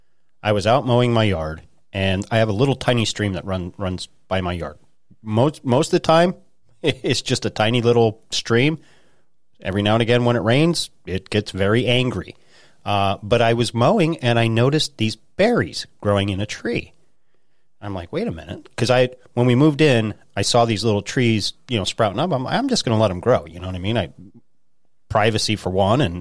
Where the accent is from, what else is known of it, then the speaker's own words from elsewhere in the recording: Idaho, United States; also born or lived in central Pennsylvania; now in Pennsylvania, United States; when I grew up in Idaho